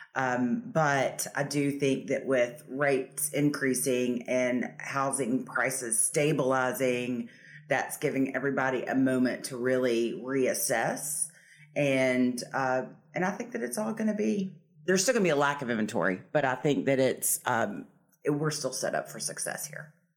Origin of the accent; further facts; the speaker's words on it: Nashville, Tennessee, United States; now in Savannah, United States; I'm from Nashville, Tennessee, uh, but I made my way to Savannah many moons ago. I've lived here longer than I lived in Tennessee, so this is now home